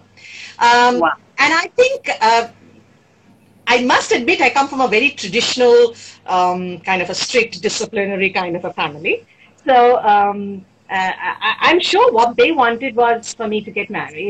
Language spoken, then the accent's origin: English; Kolkata, West Bengal, India; moved away as an adult; now in Mumbai, India; I'm from Calcutta. I'm from Kolkata. And Kolkata, the place where I grew up in central Calcutta